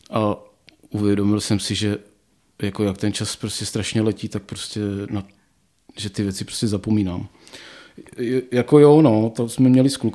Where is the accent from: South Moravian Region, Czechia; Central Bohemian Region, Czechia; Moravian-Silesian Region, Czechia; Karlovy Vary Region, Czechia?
Moravian-Silesian Region, Czechia; Ostrava; moved away as an adult; Já nevím, no tak já jsem z Ostravy jsem odešel proto, protože jsem si říkal, že tam asi No vzhledem k tomu, že všichni eh, spolužáci z vyšších ročníků šli do Prahy za kariérou